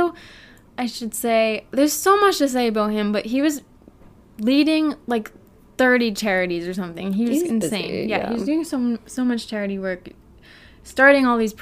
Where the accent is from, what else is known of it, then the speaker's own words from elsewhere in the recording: New England, United States; from New England